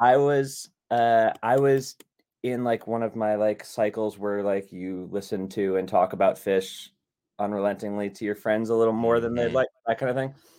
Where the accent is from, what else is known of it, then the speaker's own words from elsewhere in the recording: Long Island, New York, United States; also born or lived in Buffalo area, New York; I grew up in Long Island